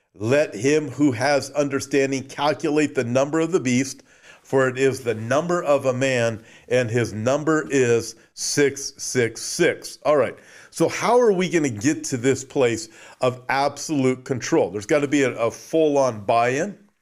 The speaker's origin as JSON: {"language": "English", "region": "Southern California", "country": "United States", "tie": "born or raised there", "said": "I was born and raised in Southern California, lived very close to Disneyland"}